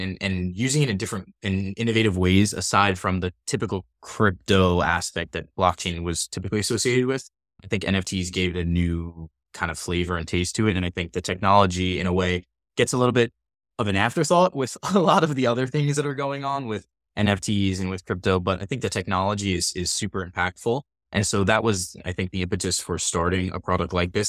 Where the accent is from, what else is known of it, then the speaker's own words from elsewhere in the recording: New York, United States; also born or lived in Pennsylvania; I grew up on the East Coast, I'm, I'm born and raised in New York